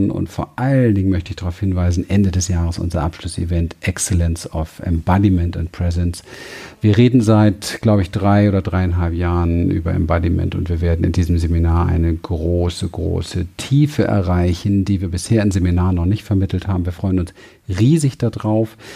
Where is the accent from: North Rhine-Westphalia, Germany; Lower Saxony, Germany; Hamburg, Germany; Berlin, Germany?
Berlin, Germany; ich bin in Berlin aufgewachsen, Spielplatz Mülltonnen, Ghetto